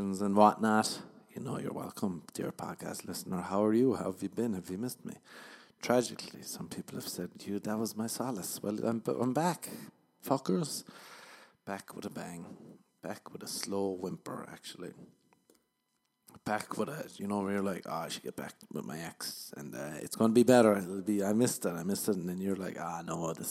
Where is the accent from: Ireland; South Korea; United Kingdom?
Ireland; now in Los Angeles, United States; I'm from Ireland